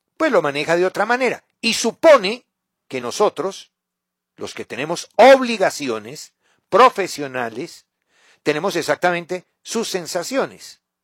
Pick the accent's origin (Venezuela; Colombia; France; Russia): Colombia; como colombiano